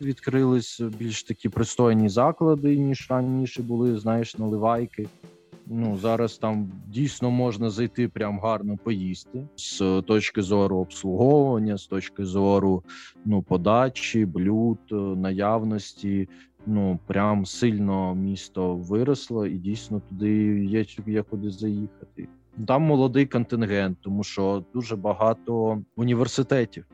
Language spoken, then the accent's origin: Ukrainian; Uman, Cherkasy Oblast, Ukraine; born or raised there; moved away